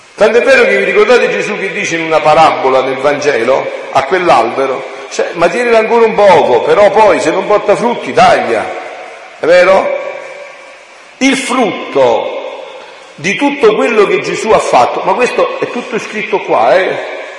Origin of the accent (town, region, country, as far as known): Southern Italy, Italy; born or raised there